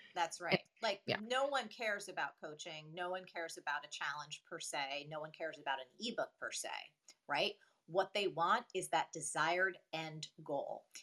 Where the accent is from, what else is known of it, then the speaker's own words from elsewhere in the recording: New Jersey, United States; also born or lived in New York; a weird, quirky Jersey girl